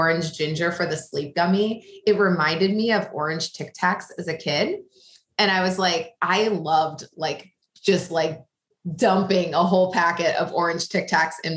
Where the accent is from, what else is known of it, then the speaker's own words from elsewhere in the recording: small town in Illinois, United States; moved away as an adult; now in New York, United States; I'm from the Midwest. I grew up small town in Illinois